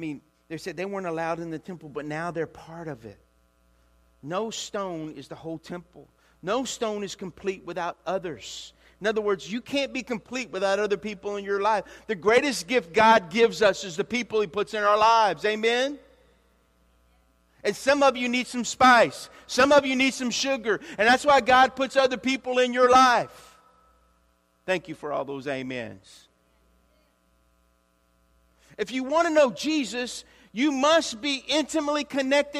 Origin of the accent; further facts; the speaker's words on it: Louisiana, United States; moved away; also born or lived in Olympia, Washington; I am from Louisiana